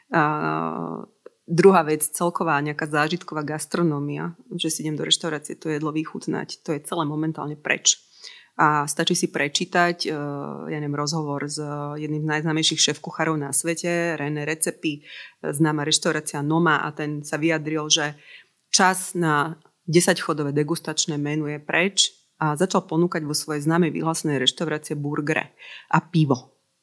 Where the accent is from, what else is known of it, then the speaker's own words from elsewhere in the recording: Slovakia; my sme Slováci